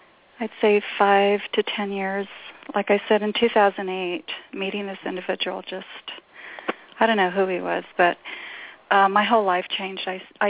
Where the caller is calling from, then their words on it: New Mexico, United States; I'm in New Mexico.